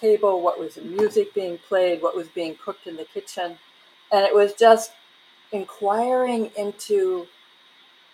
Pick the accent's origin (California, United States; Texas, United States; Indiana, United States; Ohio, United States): Ohio, United States; a village outside of Cincinnati; I grew up in a village of about 3,000 people outside of Cincinnati